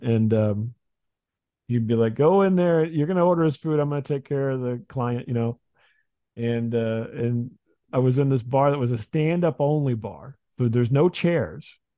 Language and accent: English; Midwest, United States; I grew up in the Midwest